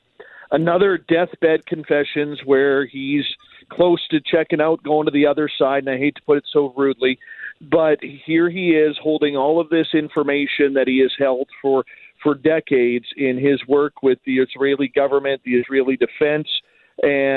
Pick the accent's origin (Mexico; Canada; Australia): Canada; Even being Canadian